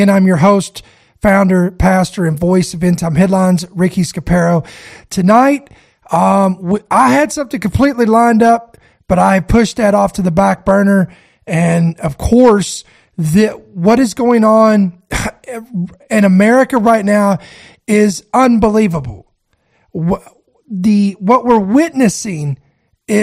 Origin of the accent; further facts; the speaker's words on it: United States; As an American citizen